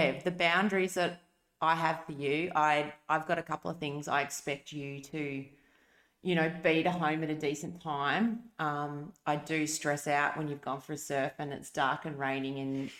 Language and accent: English; Perth, Western Australia, Australia; I grew up in WA, in a small, well, not small, I suppose, a suburb called City Beach Floreat, and it was amazing. I had the best childhood.